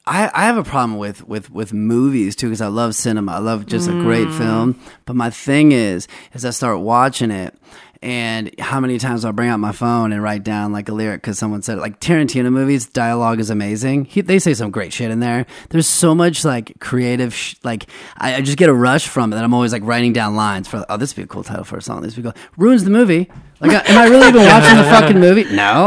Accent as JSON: {"language": "English", "region": "Ohio", "country": "United States", "said": "Dude, I'm from Northeast Ohio. I mean, we got some hills and stuff and some woods."}